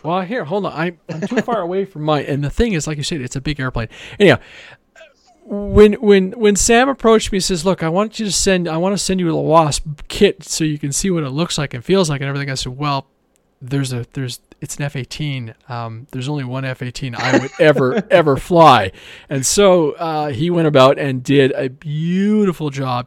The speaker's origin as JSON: {"language": "English", "country": "Canada", "said": "I'm Canadian"}